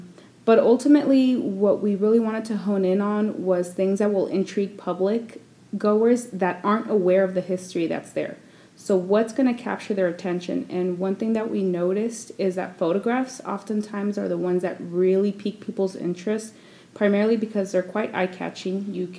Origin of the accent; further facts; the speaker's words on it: Inland Empire, Southern California, United States; I grew up in Southern California, I'll admit that, but I didn't grow up in the OC. I grew up in the Inland Empire.